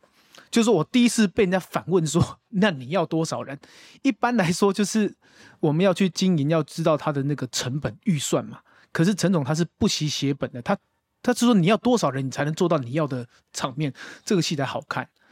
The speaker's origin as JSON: {"language": "Chinese", "country": "Taiwan", "said": "我们台湾人拢讲自己韩籍囡仔"}